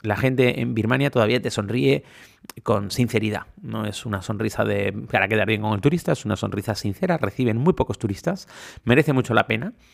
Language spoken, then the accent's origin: Spanish; Canary Islands, Spain; soy canario